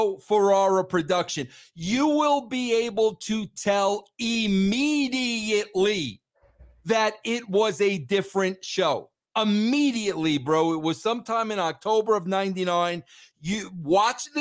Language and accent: English; Long Island, New York, United States; I grew up in Long Island, New York